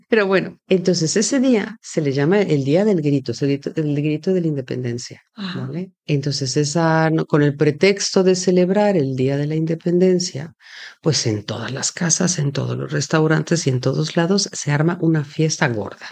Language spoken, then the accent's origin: Spanish; Mexico City, Mexico; now in Spain; yo soy del DF